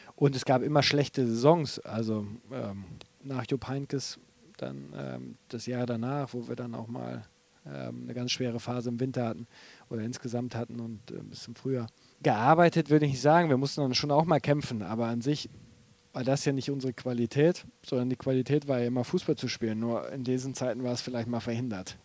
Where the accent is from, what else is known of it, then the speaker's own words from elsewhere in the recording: North Rhine-Westphalia, Germany; moved away; also born or lived in Bremen / Aachen / Leverkusen; ich bin ja Westfale